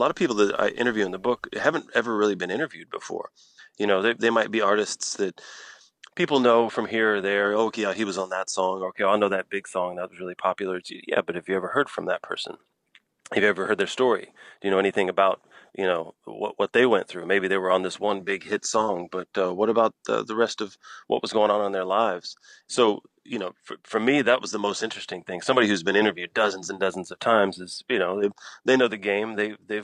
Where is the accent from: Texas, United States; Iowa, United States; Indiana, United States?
Texas, United States; Galveston; moved away; also born or lived in Houston, Texas; I'm from Galveston.